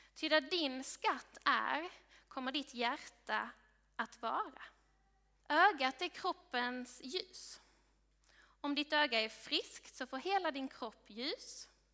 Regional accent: Sweden; du och jag som svenskar

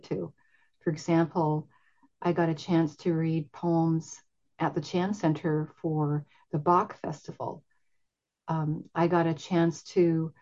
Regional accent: Vancouver, British Columbia, Canada; I grew up in Vancouver. I've been here since I was 4 years old and lived in different neighborhoods.

